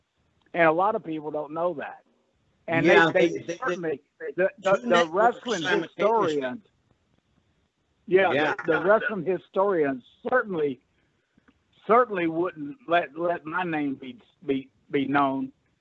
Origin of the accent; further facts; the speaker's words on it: Atlanta, Georgia, United States; because I come from Atlanta